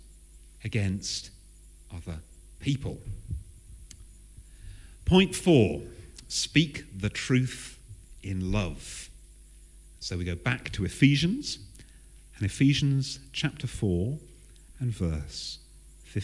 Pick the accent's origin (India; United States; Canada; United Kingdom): United Kingdom; Southern England; I am English. To make matters worse, I am Southern.